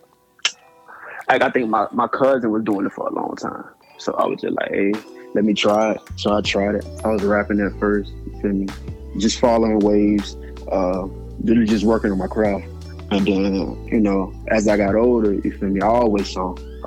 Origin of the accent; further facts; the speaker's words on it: Alabama, United States; I'm originally from Alabama